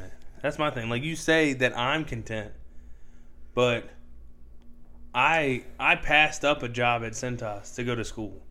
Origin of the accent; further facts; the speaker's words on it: United States; we're American